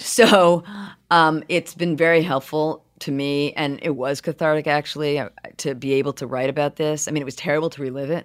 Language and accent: English; Brookline, Massachusetts, United States; now in New York City, United States; I grew up in Brookline, Massachusetts